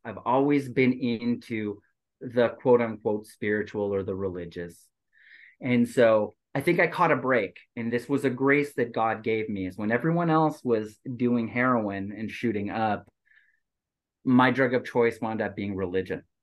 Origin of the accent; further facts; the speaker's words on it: Quebec, Canada; also born or lived in Asia; now in Southern California, United States; as a Quebecer